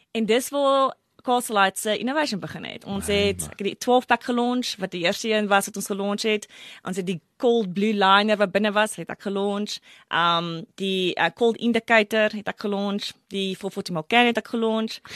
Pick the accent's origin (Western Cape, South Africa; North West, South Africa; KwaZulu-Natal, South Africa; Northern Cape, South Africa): North West, South Africa; Brits; ek het groot geword in Brits voor 'n baie klein dorpie